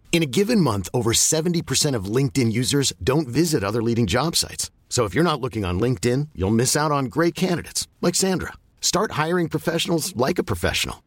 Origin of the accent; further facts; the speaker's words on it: Värmdö, Stockholm County, Sweden; moved away as an adult; also born or lived in Östermalm, Stockholm; now in Lidingö, Sweden; jag är uppvuxen ute på Värmdö